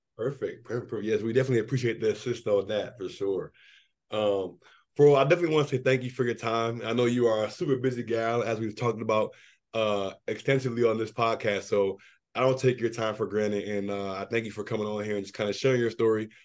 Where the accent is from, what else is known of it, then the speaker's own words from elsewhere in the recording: Washington, District of Columbia, United States; my hometown bias